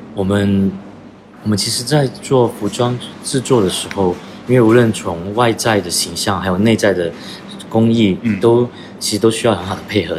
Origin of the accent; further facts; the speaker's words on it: Guangdong, China; now in London, United Kingdom; 我原本是来自，呃，中国广东，嗯，然后是从在二零六，零六年出，呃，出国留学，然后，呃，一直在伦敦也生活了至少，呃，十年以上